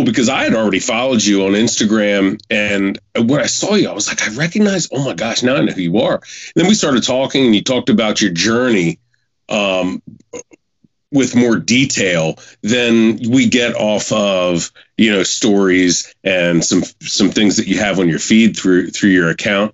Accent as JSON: {"language": "English", "region": "Maryland", "country": "United States", "moved": "yes", "lives_now": "Northern Virginia, United States", "said": "I'm originally from Maryland"}